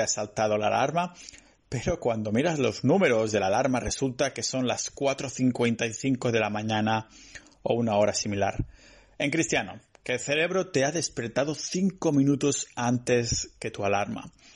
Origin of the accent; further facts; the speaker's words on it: Spain; soy español